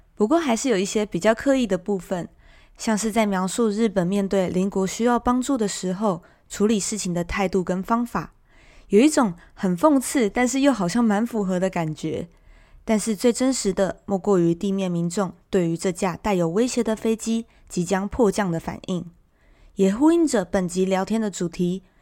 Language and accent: Chinese; Taiwan; 同样身为台湾人